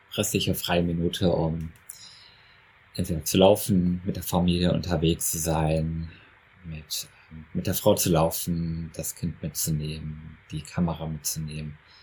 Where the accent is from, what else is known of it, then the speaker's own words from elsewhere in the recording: Essen, North Rhine-Westphalia, Germany; ich komme aus Essen, also aus dem tiefen Ruhrgebiet